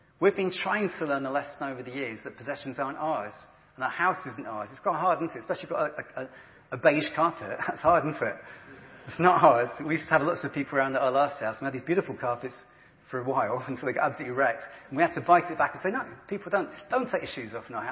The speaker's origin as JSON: {"language": "English", "region": "England", "country": "United Kingdom", "said": "we're English and British"}